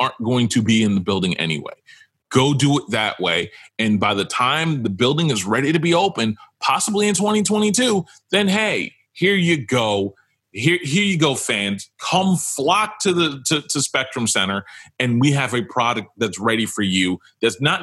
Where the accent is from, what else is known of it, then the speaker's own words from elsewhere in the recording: New York, United States; I'm from New York